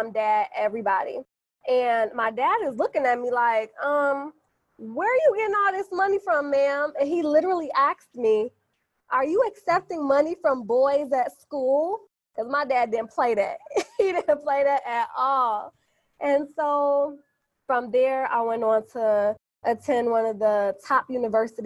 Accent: Chicago, Illinois, United States; I'm from Chicago. And I'm not just from Chicago. I'm from the South Side

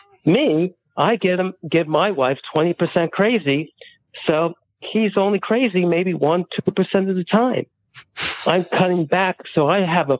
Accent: New York City, New York, United States; I grew up in the Bronx, New York City.

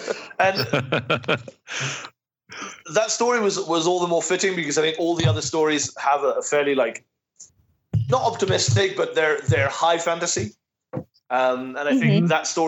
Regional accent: United Kingdom; also born or lived in France; I'm British and French, and as has recently been shown, most Americans don't know there's a world outside their borders

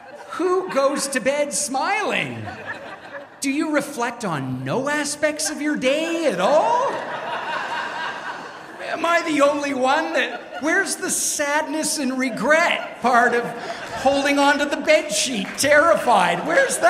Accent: Toronto, Ontario, Canada; also born or lived in Montreal, Canada; when I was very young, my parents moved us to Toronto.

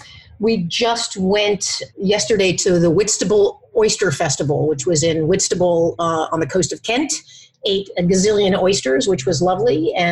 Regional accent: Philippines; born there; You know, I think I was born in the Philippines. We lived all over the place.

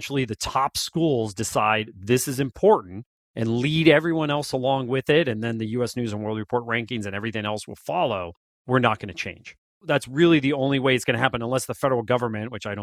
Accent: Wilkes-Barre, Pennsylvania, United States; I grew up in Wilkes-Barre, Pennsylvania, northeastern section of Pennsylvania.

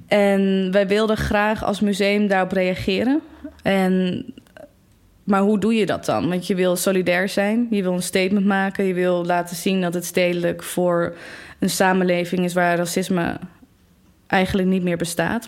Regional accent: Delft, South Holland, Netherlands; ik kom uit Delft

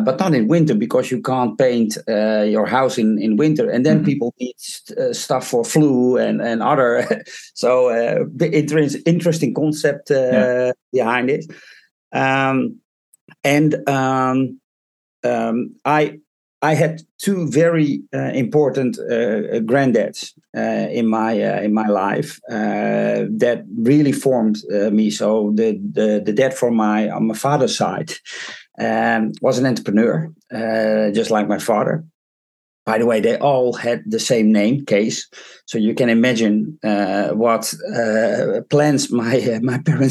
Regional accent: Haarlem, North Holland, Netherlands; moved away as an adult; now in Drouwen, Netherlands; I was actually born and raised in Haarlem, which is on the west coast of the Netherlands, in a city.

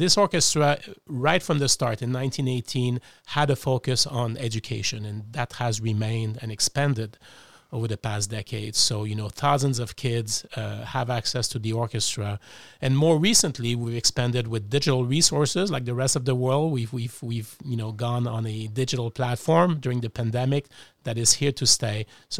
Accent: Montreal, Quebec, Canada; also born or lived in Melbourne; now in Cleveland, United States; Exactly, and I'm from Montreal originally.

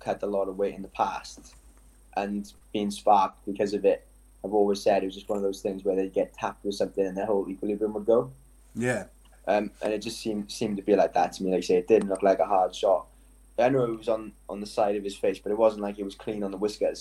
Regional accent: Wales, United Kingdom; we're Welsh

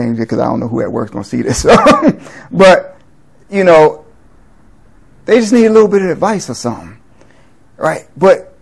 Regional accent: New York City, New York, United States; growing up in New York City

